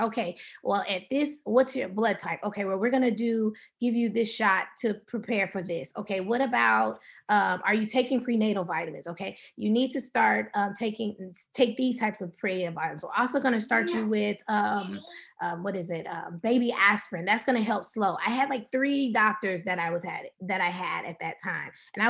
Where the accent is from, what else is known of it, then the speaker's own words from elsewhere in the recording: the South, United States; We're from the South, so, we put a little cornbread in the milk a little bit.